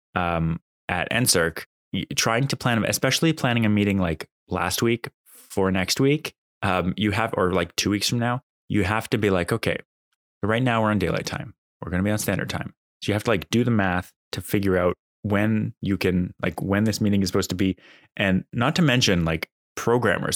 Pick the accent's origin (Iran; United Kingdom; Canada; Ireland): Canada; Calgary, Alberta; also born or lived in Ontario; now in Ottawa, Canada; I was born in Ontario. I grew up in Alberta, and I came back to Ontario for school